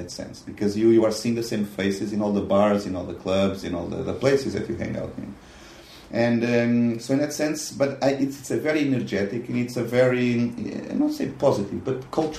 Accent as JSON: {"language": "English", "region": "Lisbon", "country": "Portugal", "moved": "yes", "lives_now": "Budapest, Hungary", "said": "I'm from Lisbon."}